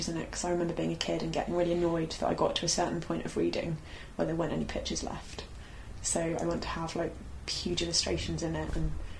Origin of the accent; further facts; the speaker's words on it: London, United Kingdom; also born or lived in Aberystwyth; because I grew up in London.